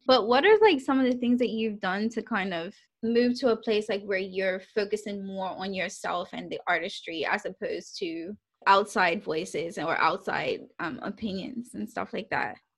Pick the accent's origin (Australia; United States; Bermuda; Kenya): Bermuda; moved away as an adult; now in United Kingdom; growing up in Bermuda